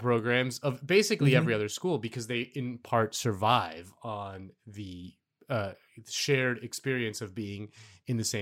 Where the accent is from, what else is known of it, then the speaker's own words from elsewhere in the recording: Miami, Florida, United States; I'm from Miami.